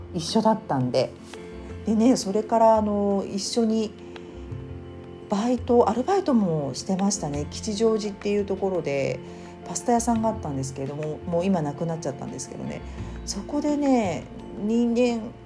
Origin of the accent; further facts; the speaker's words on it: Japan; 日本で生まれ育った私